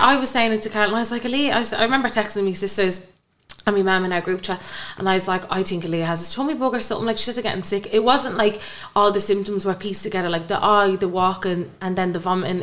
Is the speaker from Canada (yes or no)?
no; Kilmore, Ireland; I come from Kilmore